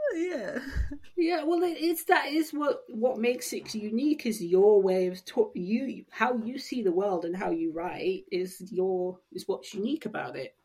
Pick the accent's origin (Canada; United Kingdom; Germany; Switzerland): United Kingdom; Sussex, South East England; I grew up in Sussex